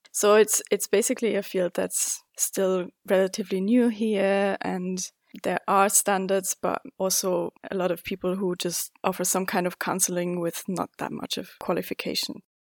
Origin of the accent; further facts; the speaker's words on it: Zurich, Switzerland; also born or lived in China; I was born and raised here in Zurich in Switzerland